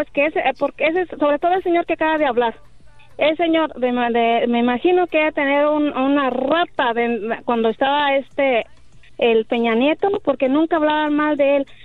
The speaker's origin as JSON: {"language": "Spanish", "region": "Mexico City", "country": "Mexico", "tie": "born or raised there", "moved": "yes", "said": "yo nací en el DF y mi mamá nació en Michoacán"}